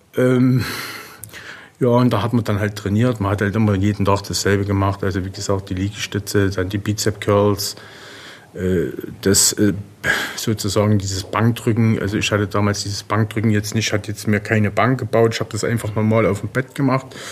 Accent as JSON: {"language": "German", "country": "Germany", "said": "als Deutscher"}